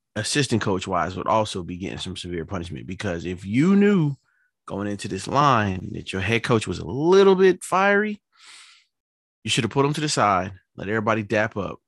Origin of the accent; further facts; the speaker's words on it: New York City, New York, United States; moved away; I'm from New York City